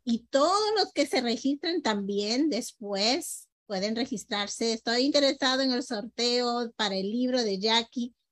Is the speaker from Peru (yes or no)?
yes; Peru; nosotros como peruanos